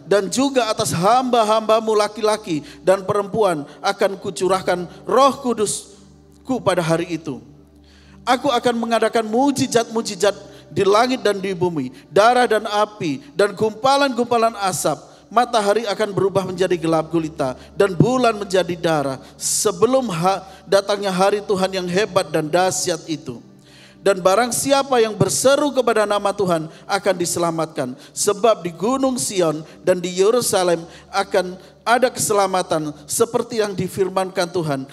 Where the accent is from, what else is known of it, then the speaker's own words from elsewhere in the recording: East Java, Indonesia; daerah saya, di Jawa Timur